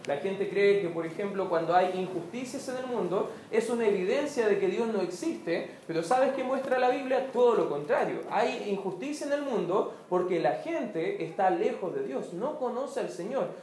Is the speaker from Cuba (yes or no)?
no; Chile; como se dice en buen chileno